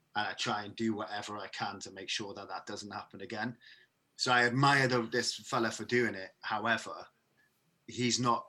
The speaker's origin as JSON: {"language": "English", "town": "Merthyr Tydfil", "region": "Wales", "country": "United Kingdom", "tie": "born or raised there", "moved": "yes", "lives_now": "Bristol, United Kingdom", "said": "I'm, I'm originally from the from the valleys, and I don't know why. In Merthyr Tydfil, in particular"}